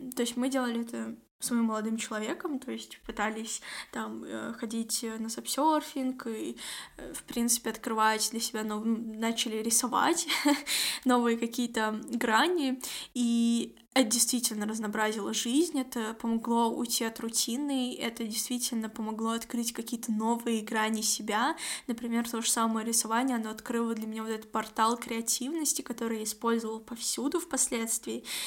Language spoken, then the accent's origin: Russian; Kazakhstan; я из Казахстана